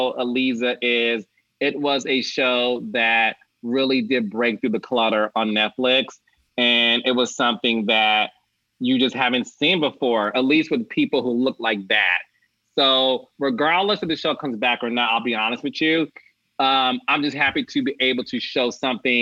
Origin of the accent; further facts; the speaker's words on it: Detroit, Michigan, United States; moved away as an adult; also born or lived in New York; I am a kid from Detroit